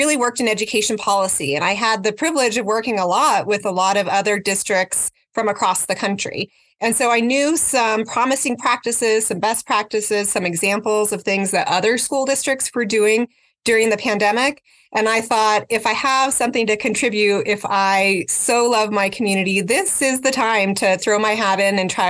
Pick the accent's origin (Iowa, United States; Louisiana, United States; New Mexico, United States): New Mexico, United States; Albuquerque; So I grew up here in Albuquerque, and I live in the same community where I grew up, and I attended all APS schools.